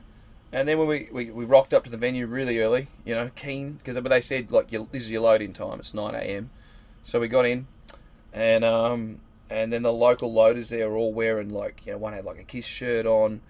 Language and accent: English; Warrnambool, Victoria, Australia; I come from Warrnambool